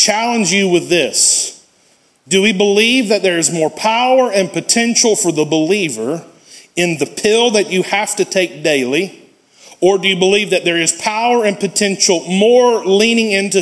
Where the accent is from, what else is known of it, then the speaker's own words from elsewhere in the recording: United States; us being American Christians